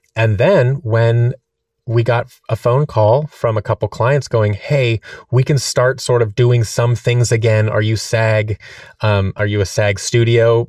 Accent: Seattle, Washington, United States; moved away as an adult; also born or lived in Orange County, California / New York; now in Los Angeles, United States; I was born in Seattle, Washington

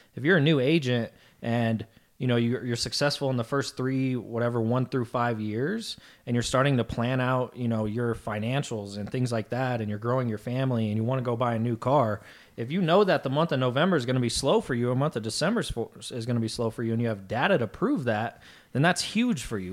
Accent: Colorado Springs, Colorado, United States; also born or lived in Houston, Texas; my home state of Colorado and my hometown of Colorado Springs

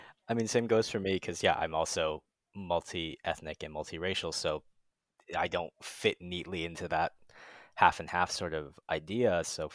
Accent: Arizona, United States; moved away as an adult; now in Los Angeles, United States; I grew up in Arizona where there wasn't a very large Japanese speaking population.

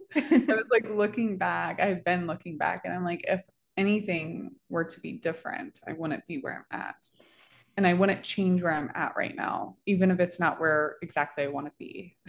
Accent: Florida, United States; moved away as an adult; now in Denver, United States; I'm from Florida

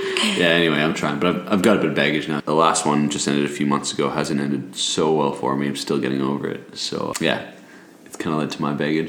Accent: Toronto, Ontario, Canada; moved away as an adult; now in Sydney, Australia; I'm 29, born in Toronto, Canada, and I actually used to live in Sydney as a kid in a neighborhood called Clovelly, which is neighboring where we live now in Bronte.

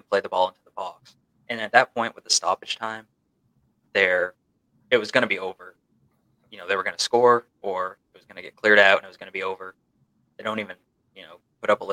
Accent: Maine, United States; moved away as an adult; now in West Virginia, United States

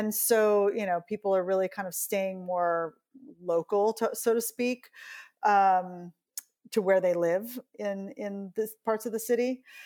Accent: New York City, New York, United States

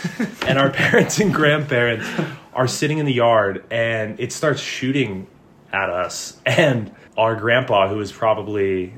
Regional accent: Lander, Wyoming, United States; growing up in Lander, but it was good. Good place to grow up.

